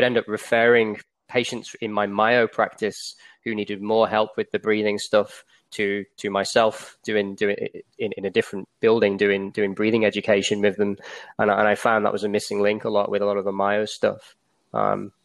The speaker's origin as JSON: {"language": "English", "region": "England", "country": "United Kingdom", "moved": "as an adult", "lives_now": "Australia", "said": "As you can probably tell from my accent, I'm from England originally. I moved to Australia in about 2006."}